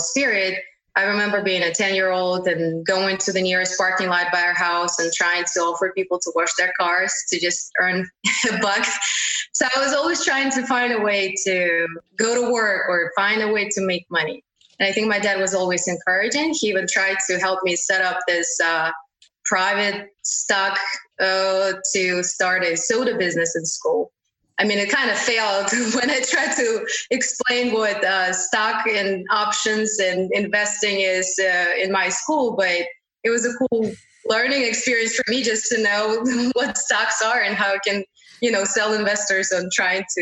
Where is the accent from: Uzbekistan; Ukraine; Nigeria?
Uzbekistan; English is a second language; moved away as an adult; now in United States; It's Uzbekistan. So I grew up in this country